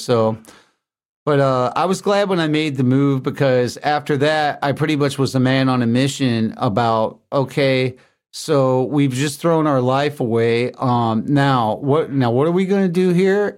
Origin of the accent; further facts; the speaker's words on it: Lebanon, Tennessee, United States; moved away; also born or lived in Grosse Pointe, Michigan; I grew up in Tennessee in a town called Lebanon.